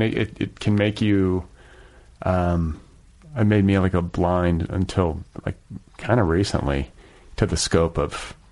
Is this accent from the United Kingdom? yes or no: no; Wisconsin, United States; I grew up in Wisconsin.